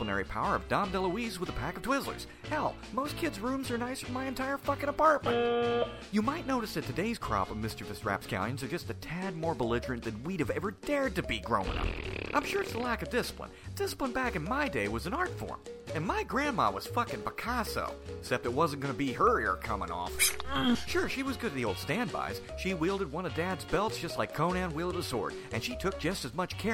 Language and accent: English; the South, United States; I'm from the South